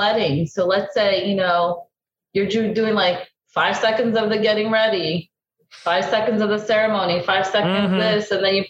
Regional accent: Brazil; English is a second language; I'm originally from Brazil, this architect girl who's like an architect / blogger, right?

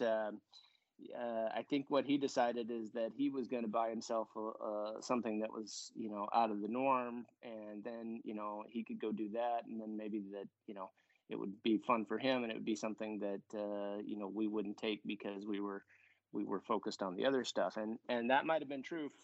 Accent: Southern California, United States; when I was growing up on the West Coast

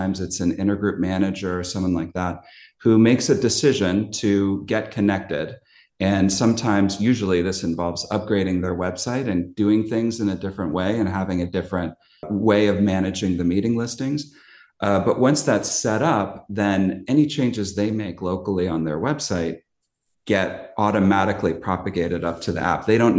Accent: Mountain View, California, United States; I'm an alcoholic, and I am from Mountain View, California, and my home group is the In the Basement group on Sunday nights.

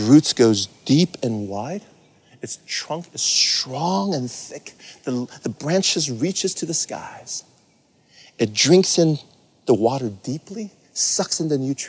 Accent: Taiwan; moved away; also born or lived in California; I grew up in Taiwan in the 70s, and we used to live in a really rural area.

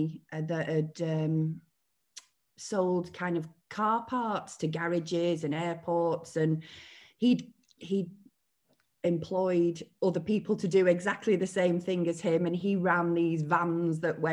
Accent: Billinge, North West England, United Kingdom; I was born in Billinge in Lancashire, near Wigan.

